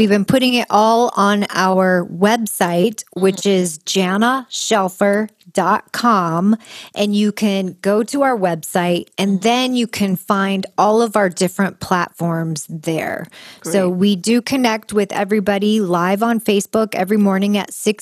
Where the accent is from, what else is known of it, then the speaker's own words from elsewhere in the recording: Kansas, United States; I grew up in Kansas